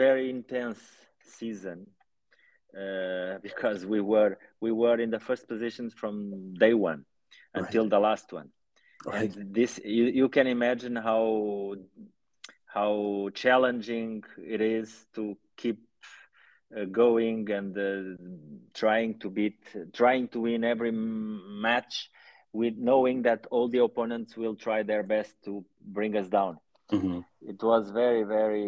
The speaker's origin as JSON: {"language": "English", "country": "Portugal", "tie": "born or raised there", "also_born_or_lived": "Angola", "said": "I'm in Portugal. This is my home. Yeah. In fact, I was born in Angola"}